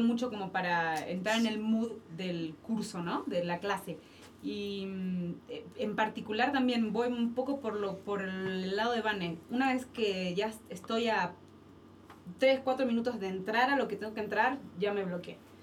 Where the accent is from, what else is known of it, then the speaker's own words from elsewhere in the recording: Argentina; moved away as an adult; now in Mexico; yo estoy aquí, soy en Argentina, que me han dado la posibilidad de, trabajar de lo que amo y lo que sé hacer en, otro país que no es el mío